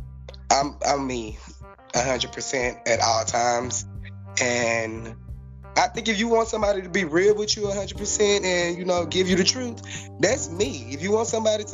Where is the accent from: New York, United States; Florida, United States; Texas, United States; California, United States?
Texas, United States; Houston; I'm from Houston, Texas.